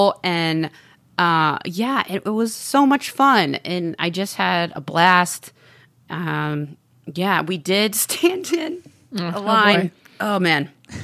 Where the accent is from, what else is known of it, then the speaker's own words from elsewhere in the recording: Texas, United States; now in Los Angeles, United States; I'm from Texas.